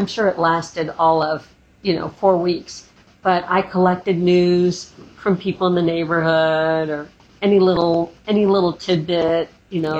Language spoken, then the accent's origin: English; Atlanta, Georgia, United States; I grew up in Atlanta.